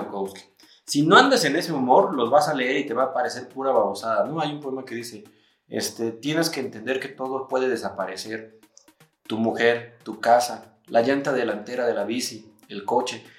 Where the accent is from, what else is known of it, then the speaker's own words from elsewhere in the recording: Mexico; nosotros somos mexicanos